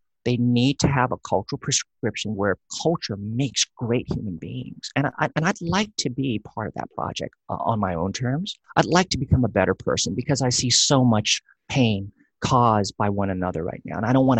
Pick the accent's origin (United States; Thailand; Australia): Thailand; also born or lived in Laos; That's why we were in Laos. And then Laos fell to the communists. And then we moved to Thailand. And I was raised there in Thai culture.